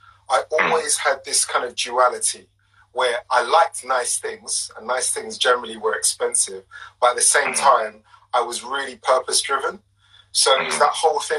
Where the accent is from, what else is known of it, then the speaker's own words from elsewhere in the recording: London, United Kingdom; Born and bred in East London.